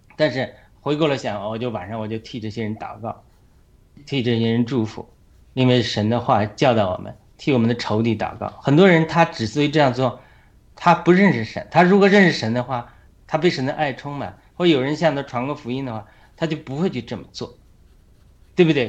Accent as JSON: {"language": "Chinese", "country": "China", "moved": "as an adult", "lives_now": "United States", "said": "我们中国人"}